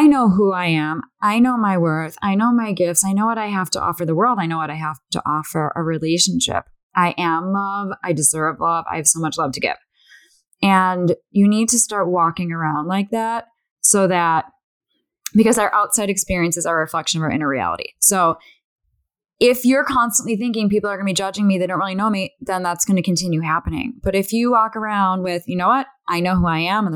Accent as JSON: {"language": "English", "town": "Chicago", "region": "Illinois", "country": "United States", "moved": "yes", "lives_now": "Los Angeles, United States", "said": "I'm from Chicago. I live in LA now"}